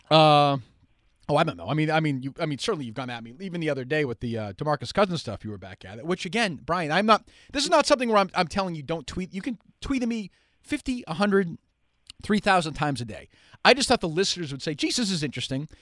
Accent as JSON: {"language": "English", "town": "Winchester", "region": "Massachusetts", "country": "United States", "tie": "born or raised there", "said": "I grew up in Winchester"}